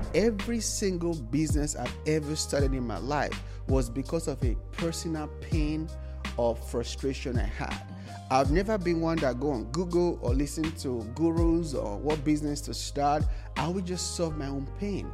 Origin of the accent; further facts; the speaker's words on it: Nigeria; moved away as an adult; now in United States; I was born and raised in Nigeria